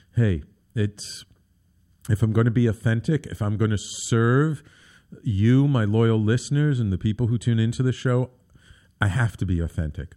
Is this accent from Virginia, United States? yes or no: no; New York City, New York, United States; when I was a little kid, um, growing up in the Bronx